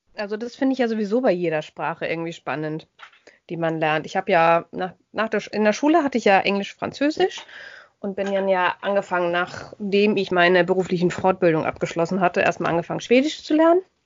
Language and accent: German; Germany; bei uns in Deutschland